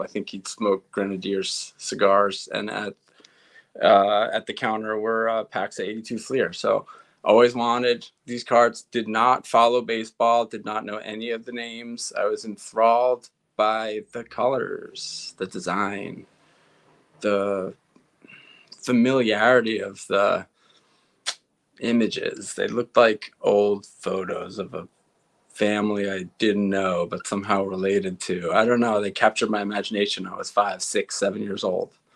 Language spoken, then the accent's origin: English; East Meadow, New York, United States; I grew up in East Meadow, which bumps up against Uniondale, which is where the Nassau Coliseum is